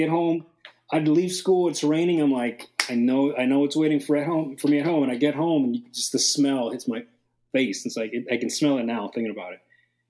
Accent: North Bay Village, Florida, United States; I grew up in North Bay Village.

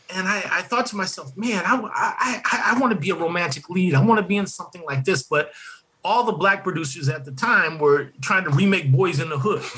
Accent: Detroit, Michigan, United States; I grew up in Detroit

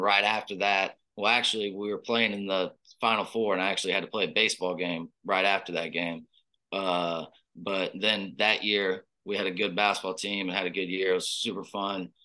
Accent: Oxford, Mississippi, United States; moved away as an adult; also born or lived in Lake Charles, Louisiana; now in Houston, United States; I've been there my whole life. So I'm from Oxford.

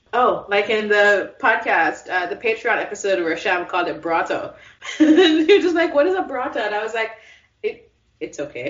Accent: Jamaica; now in United States; growing up in Jamaica

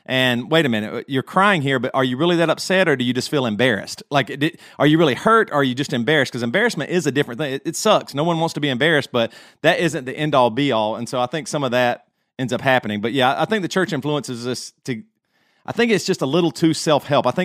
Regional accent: Greer, South Carolina, United States; Matt and I grew up in Greer, South Carolina, in the '80s

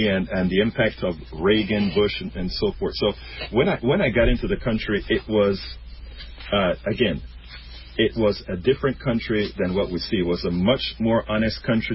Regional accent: Panama; moved away as an adult; also born or lived in Brenham, Texas; now in Houston, United States; I am originally from Central America, Panama

